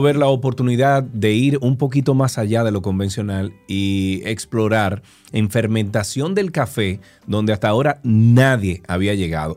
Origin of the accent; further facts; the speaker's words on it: Dominican Republic; vivo en San Domo, soy dominicano